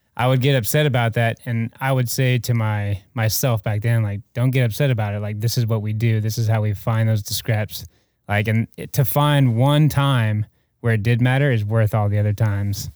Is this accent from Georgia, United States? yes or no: yes; Atlanta, Georgia, United States; moved away as an adult; also born or lived in Alaska; now in Mobile, United States; I'm from Atlanta